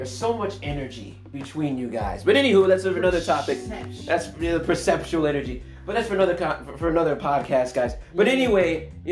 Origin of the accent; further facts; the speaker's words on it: New York City, New York, United States; I'm from New York City.